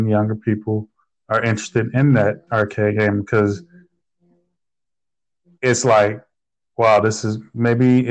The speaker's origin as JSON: {"language": "English", "town": "Chicago", "region": "Illinois", "country": "United States", "tie": "born or raised there", "said": "in Chicago, so you know, you had these arcade games in the store at the corner"}